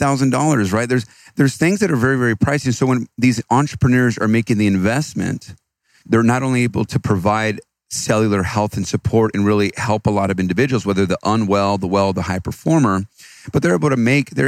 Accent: Austin, Texas, United States; I'm from Austin, Texas

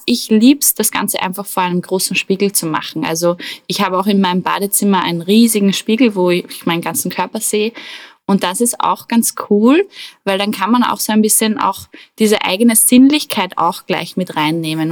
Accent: Attersee, Upper Austria, Austria; am Attersee, wo ich aufgewachsen bin

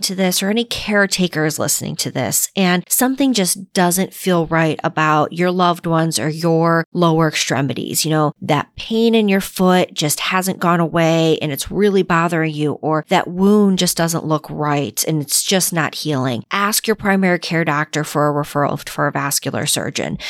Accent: Northeast, United States; moved away; I grew up in the Northeast where it was very cold.

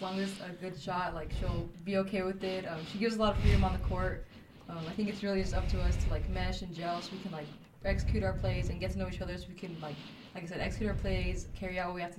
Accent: El Paso, Texas, United States; moved away as an adult; now in Alpine, United States; I'm from El Paso, so it's not too far, but it's good because it's close to home, so it's like a... It's a nice little homey town. Community is really good. Very homey.

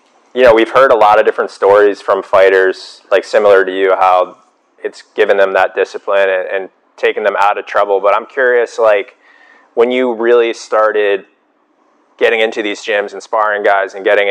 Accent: outside of Boston, New England, Massachusetts, United States; I'm from New England. I'm from outside of Boston as well.

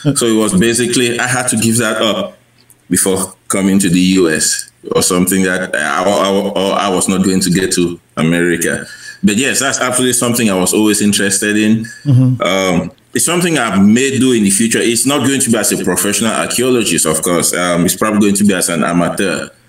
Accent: Cameroon; moved away; I grew up in Cameroon um, in the 1980s

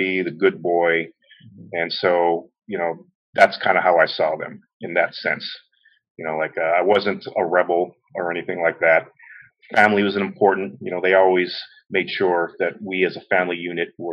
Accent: Kailua, Hawaii, United States; I grew up in Kailua, always been a Kailua boy.

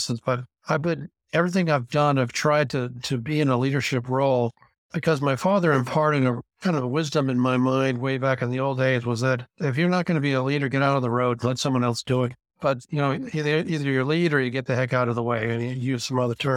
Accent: Bay Area of California, United States; I was raised in the Bay Area of California back when, that in 1950, when before things got crazy

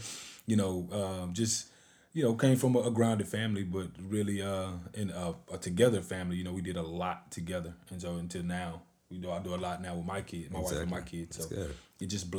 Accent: Hugo, Oklahoma, United States; So me personally, man, I came from a single parent home, man. I'm from Hugo, Oklahoma.

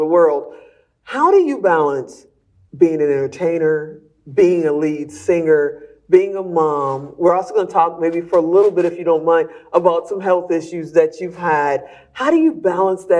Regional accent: Chicago, Illinois, United States; I'm from Chicago

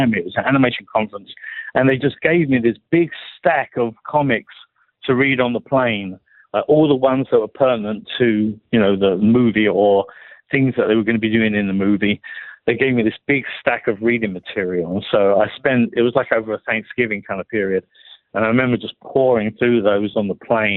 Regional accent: England, United Kingdom; being English

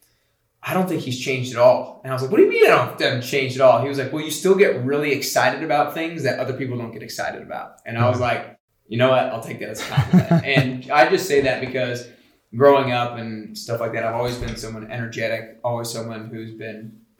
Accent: Atlanta, Georgia, United States; moved away as an adult; now in Nashville, United States; I'm from Atlanta, Georgia

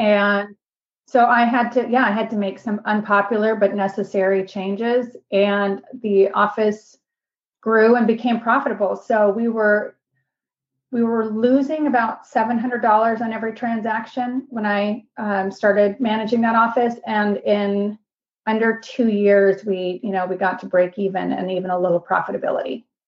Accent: Seattle, Washington, United States; moved away as an adult; also born or lived in Bellingham, Washington / Houston, Texas; now in Greenville, United States; I grew up in Seattle. My dad still lives in the same house that I grew up

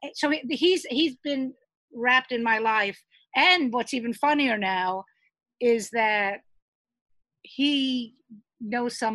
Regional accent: New York City, New York, United States; I grew up in Brooklyn.

